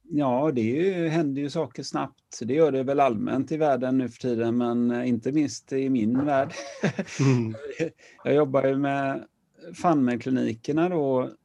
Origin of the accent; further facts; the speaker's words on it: Partille, Västra Götaland, Sweden; also born or lived in Gothenburg / Lerum; Jag växte upp utanför Göteborg, i Partille